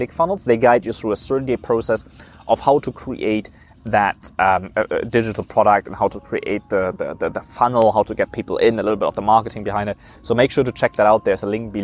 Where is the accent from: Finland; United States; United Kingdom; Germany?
Germany; moved away; I grew up in Germany